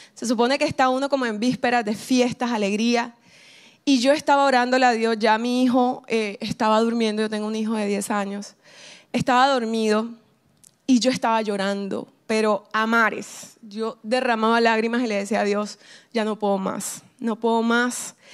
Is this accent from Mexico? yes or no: no; Caribbean coast of Colombia, Colombia; accent: costeño; soy colombiana. Y, dicen, bueno, ¿y por qué no hablas colombiano? Porque soy costeña